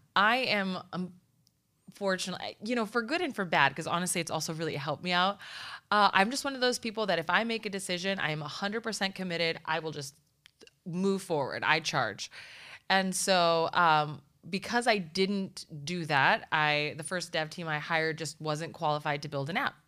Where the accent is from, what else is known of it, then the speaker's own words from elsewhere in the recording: Nogales, Arizona, United States; I am literally from Nogales, Arizona